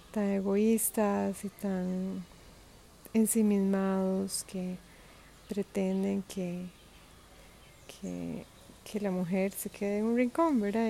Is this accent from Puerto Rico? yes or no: no; Costa Rica; moved away; Costa Rica, que es un país donde yo nací